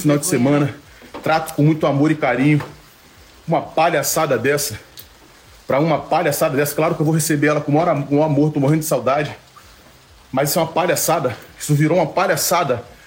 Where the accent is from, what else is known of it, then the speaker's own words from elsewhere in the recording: Rio de Janeiro, Brazil; Sou da Vila do Pinheiro, sou de uma favela, vim da pobreza.